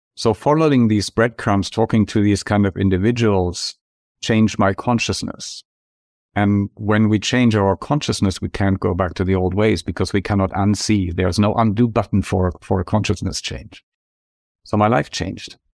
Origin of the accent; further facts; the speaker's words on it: Germany; moved away as an adult; now in Santa Barbara, United States; my home country, packed two bags and moved to Santa Barbara, California, where I'm living now